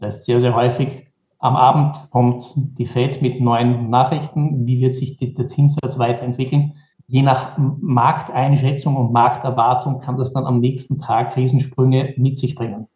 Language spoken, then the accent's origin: German; Vienna, Austria; Ich bin geboren in Wien, habe in Wien an der Wirtschaftsuniversität studiert